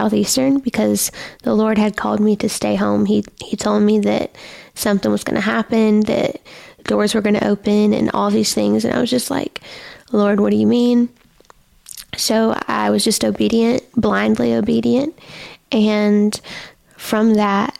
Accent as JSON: {"language": "English", "region": "Alabama", "country": "United States", "tie": "born or raised there", "said": "I am from Alabama. I am Alabama, homegrown, home raised. My whole life I've been in Alabama"}